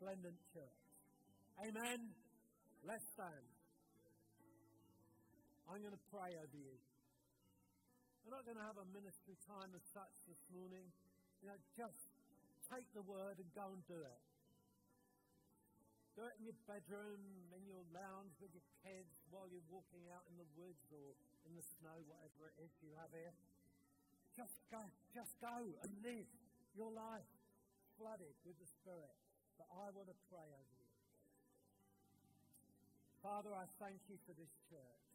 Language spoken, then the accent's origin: English; United Kingdom; we Brits